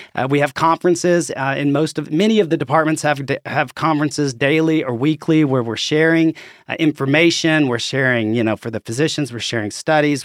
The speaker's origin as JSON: {"language": "English", "town": "Conway", "region": "Arkansas", "country": "United States", "said": "I'm from, as you can probably tell from my accent, I'm from Arkansas, uh, from Conway originally."}